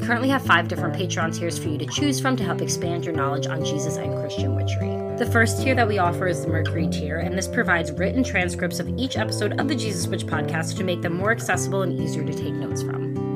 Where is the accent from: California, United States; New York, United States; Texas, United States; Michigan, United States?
New York, United States; as a New Yorker